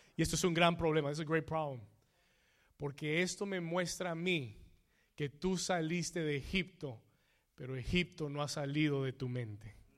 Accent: Colombia; moved away; Yo soy colombiano

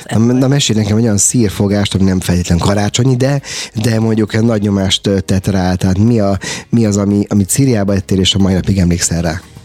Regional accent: Hungary; mi magyarok vagyunk

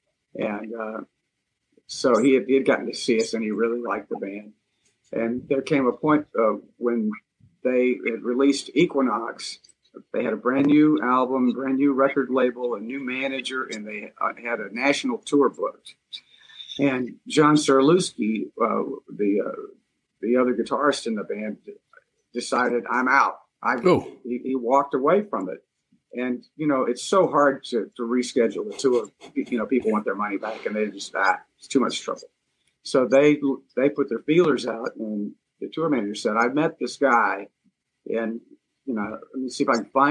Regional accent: Montgomery, Alabama, United States; moved away as an adult; I was back in my hometown in Montgomery, Alabama

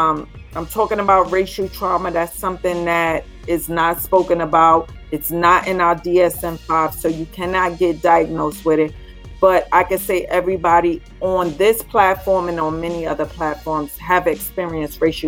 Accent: New York City, New York, United States; moved away as an adult; now in Upstate New York, United States; I'm from the South Bronx

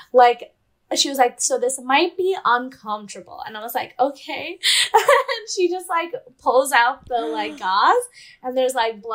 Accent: California, United States; also born or lived in St. Louis, Missouri; I'm from California, and I had went to college in St. Louis, Missouri

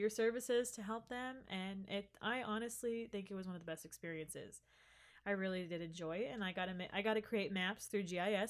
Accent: Hoagland, Indiana, United States; But I mean, I was technically a freshman coming into a college that wasn't my hometown.

